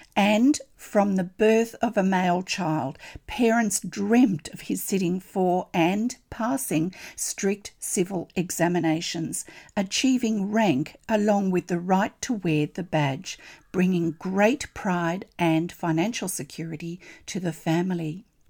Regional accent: Australia; I'm an Australian textile artist

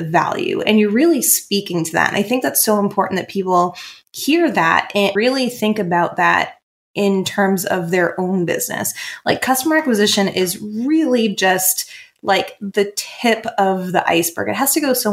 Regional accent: Maine, United States; I'm from Maine, so I'm from the Northeast

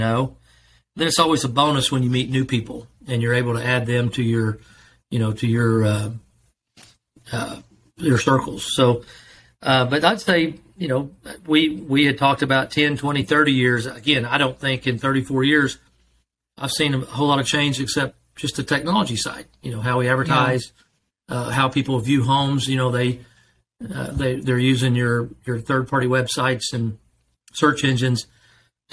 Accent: Broken Arrow, Oklahoma, United States; I'm from Broken Arrow, been in Broken Arrow about 47 years

